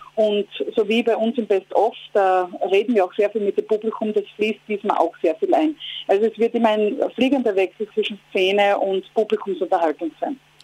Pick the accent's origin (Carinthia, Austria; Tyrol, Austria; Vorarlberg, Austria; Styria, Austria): Styria, Austria; Graz; now in Vienna, Austria; ich fahre gerade von Graz nach Wien, also quasi aus meiner Heimat zurück dort in die Hauptstadt, wo ich lebe.